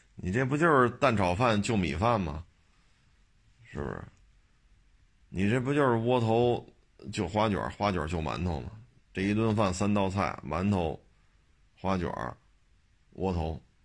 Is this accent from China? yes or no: yes; Beijing, China; 我生在这儿，长在这儿啊